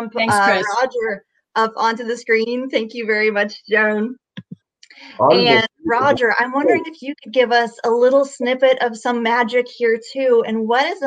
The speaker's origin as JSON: {"language": "English", "region": "Texas", "country": "United States", "tie": "born or raised there", "moved": "yes", "said": "I was born in Texas"}